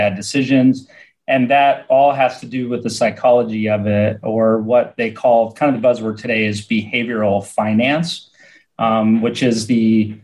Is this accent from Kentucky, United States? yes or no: no; Nebraska, United States; moved away as an adult; also born or lived in Florida; I'm from Nebraska originally. I moved to Florida in the late 90s.